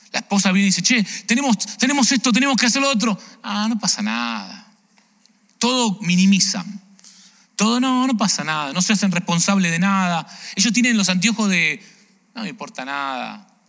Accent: Argentina; now in Chicago, United States; yo soy argentino

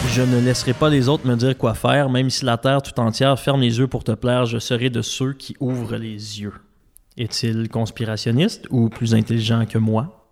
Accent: Quebec City, Quebec, Canada; mes parents viennent de Trois-Rivières, je viens de Québec

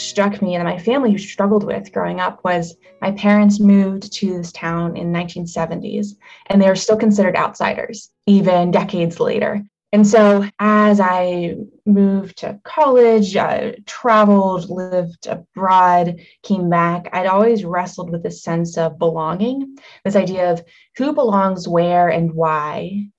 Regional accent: Harmony, Pennsylvania, United States; So I grew up outside of Pittsburgh in the small town of Hermony, a rural community, a village of 700.

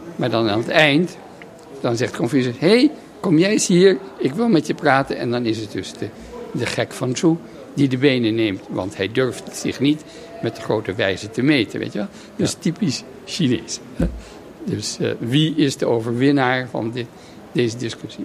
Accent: Netherlands; moved away as an adult; een heel leven buiten Nederland eh, eh, terug te keren in, in mijn vaderland.

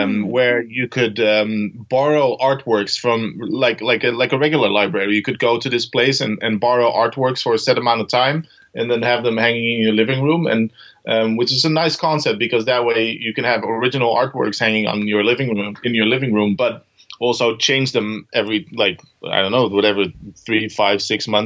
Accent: Netherlands; moved away as an adult; also born or lived in Amsterdam, Netherlands / Copenhagen, Denmark; now in Aarhus, Denmark; I'm originally from the Netherlands and lived in Amsterdam for a long while before I moved to Copenhagen, Denmark

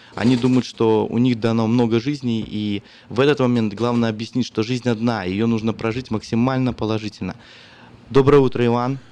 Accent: Belarus; now in Sacramento, United States; я как белорус

